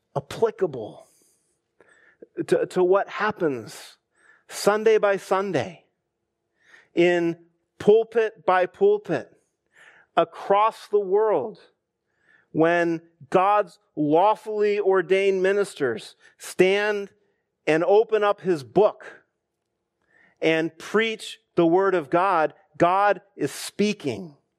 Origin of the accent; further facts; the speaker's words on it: United States; us as American Christians